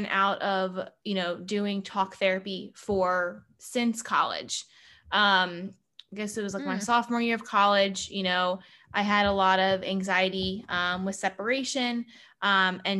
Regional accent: Howard County, Maryland, United States; growing up in Howard County, Maryland

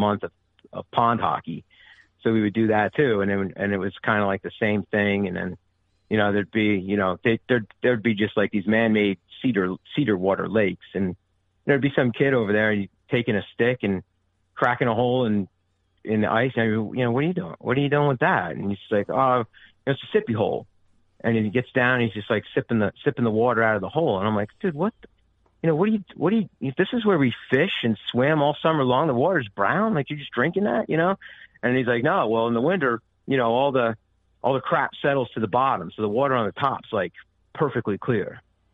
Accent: New Jersey, United States; I'm from Southern New Jersey

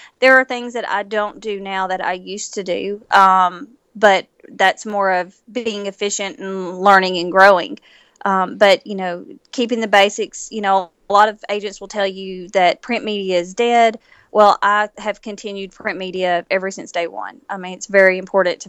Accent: Nashville, Tennessee, United States; I am originally from Nashville

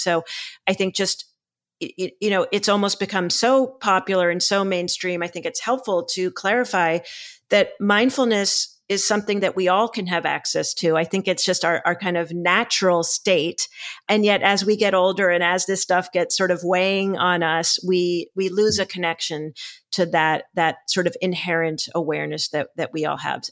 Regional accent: Boston, Massachusetts, United States; I'm from Boston

